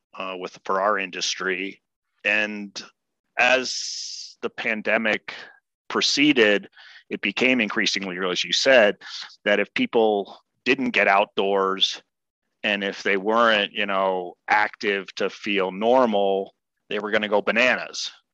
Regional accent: Washington, District of Columbia, United States; moved away as an adult; also born or lived in Claremont, California; now in Colorado, United States; born and raised in Washington, D.C

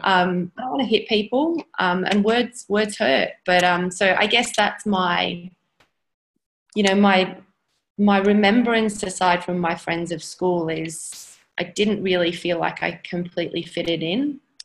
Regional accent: Stoke-on-Trent, West Midlands, United Kingdom; moved away as an adult; now in Sydney, Australia; I actually grew, grew up in in the UK in Stoke on Trent. Um, moved to Australia when I was eighteen.

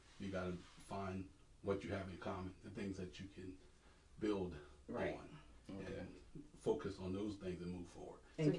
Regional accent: New Jersey, United States; now in Harrisburg, United States; I'm from New Jersey originally.

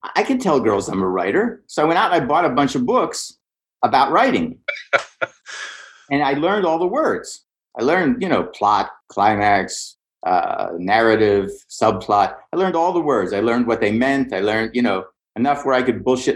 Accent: Pittsburgh, Pennsylvania, United States; I grew up in Pittsburgh

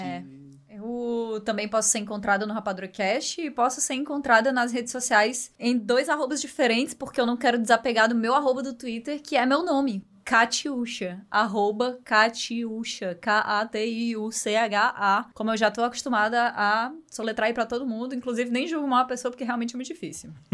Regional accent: Ceará, Brazil; accent: cearense; eu sentia muito essa necessidade de tentar mascarar muito o meu sotaque em vários momentos, porque existia um estranhamento ainda muito grande com o sotaque cearense

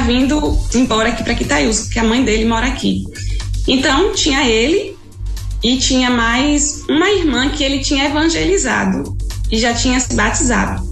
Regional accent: Jacobina, Bahia, Brazil; moved away as an adult; now in Quixadá area, Ceará, Brazil; Sou da, do interior de, da Bahia, na de, cidade de Jacobina

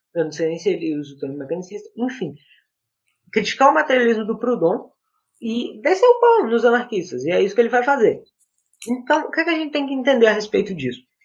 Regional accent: Northeast Region, Brazil; eu sou nordestino, eu nasci no Nordeste

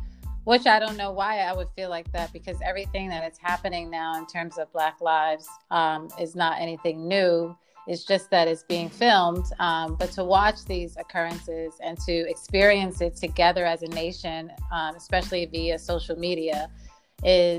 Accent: New York City, New York, United States; I was raised by a single mother in Harlem and the Bronx.

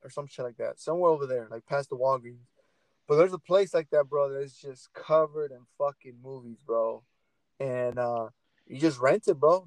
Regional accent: Portland, Oregon, United States; I'm from Portland

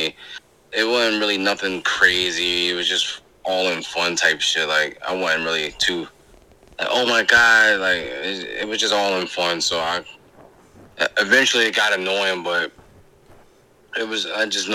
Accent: Philadelphia, Pennsylvania, United States; I'm from Philly

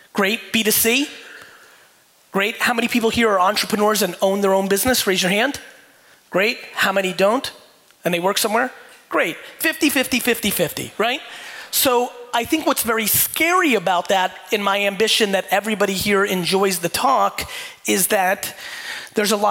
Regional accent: Edison, New Jersey, United States; also born or lived in Soviet Union; When I was 6 years old and moved to Edison, New Jersey, for a lot of you that don't know me, I was born in the Soviet Union, immigrated to the United States when I was 3

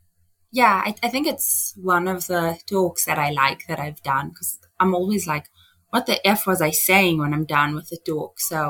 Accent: Johannesburg, Gauteng, South Africa; I'm from Johannesburg in South Africa.

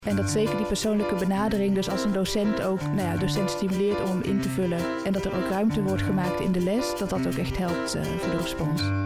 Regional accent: Oosterhout, North Brabant, Netherlands; also born or lived in Nijmegen; now in Amsterdam, Netherlands; geboren en opgegroeid in Oosterhout, nabij Breda

